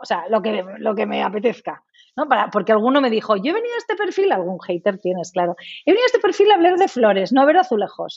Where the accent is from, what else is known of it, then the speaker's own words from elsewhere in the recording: Spain; also born or lived in England; yo recuerdo cuando estábamos internos en Inglaterra y fíjate que siendo medio inglesa sí que echaba de menos España